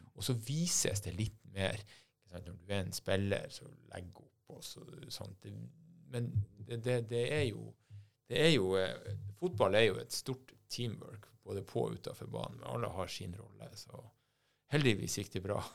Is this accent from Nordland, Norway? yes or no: yes; Bodø, Nordland, Norway; Jeg er fra Bodø